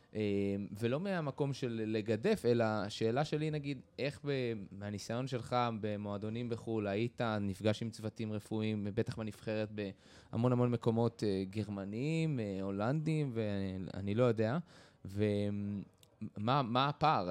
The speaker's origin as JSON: {"language": "Hebrew", "country": "Israel", "tie": "born or raised there", "said": "אני גדלתי בקיבוץ"}